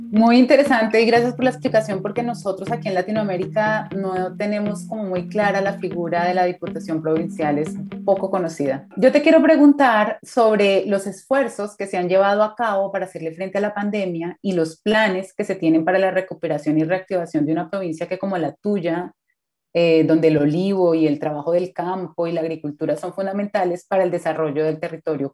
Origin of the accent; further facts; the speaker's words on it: Colombia; now in Santiago, Chile; periodista colombiana y estaré conectada desde Santiago de Chile